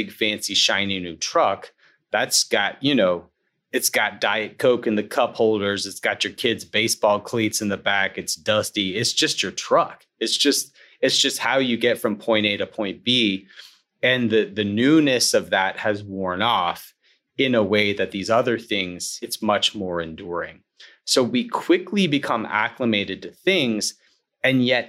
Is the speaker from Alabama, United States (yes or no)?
yes; Alabama, United States; now in Atlanta, United States; I grew up in Alabama, of course, Braves country, and I live in Atlanta now